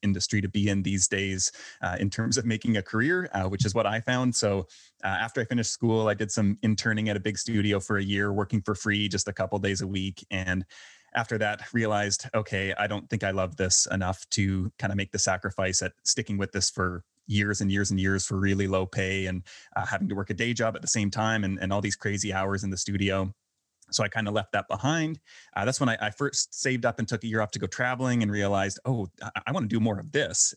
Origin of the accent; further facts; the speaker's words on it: Canada; moved away as an adult; also born or lived in Vancouver, Canada; now in Belgrade, Serbia; I'm originally from Canada